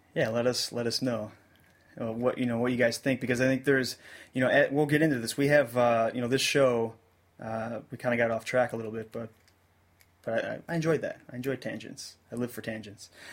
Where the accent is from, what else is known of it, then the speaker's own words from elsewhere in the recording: United States; as American music fans